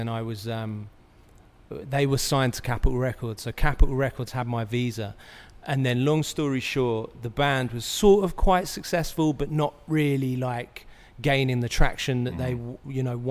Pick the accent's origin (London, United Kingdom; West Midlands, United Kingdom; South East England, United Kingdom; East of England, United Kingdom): South East England, United Kingdom; Brighton; moved away as an adult; now in Los Angeles, United States; I'm from Brighton